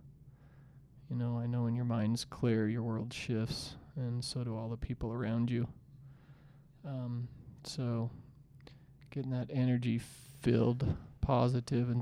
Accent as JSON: {"language": "English", "town": "Salt Lake City", "region": "Utah", "country": "United States", "said": "we're from Salt Lake City, Utah"}